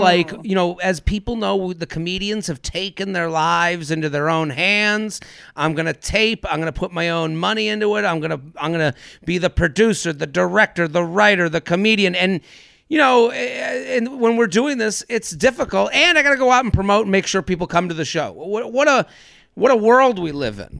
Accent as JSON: {"language": "English", "region": "American Northeast", "country": "United States", "said": "I'm as a American Northeast asshole as, as it comes."}